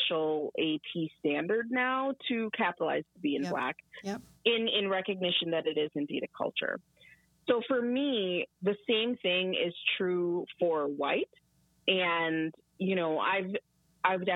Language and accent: English; United States; me and my siblings were all born here in the United States